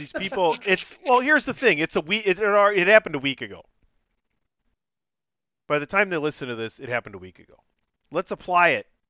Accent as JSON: {"language": "English", "town": "Milwaukee", "region": "Wisconsin", "country": "United States", "said": "I know I'm from Milwaukee"}